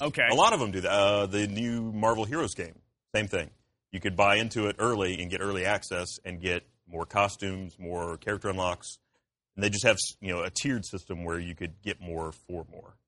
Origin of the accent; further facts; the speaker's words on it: Columbus, Georgia, United States; moved away; I'm from Columbus, Georgia originally.